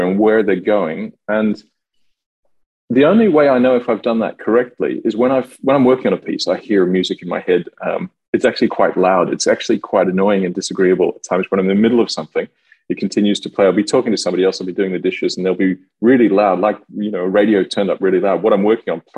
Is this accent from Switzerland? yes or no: no; Australia; moved away as an adult; also born or lived in Melbourne / Paris; now in France; I live in France now, I'm Australian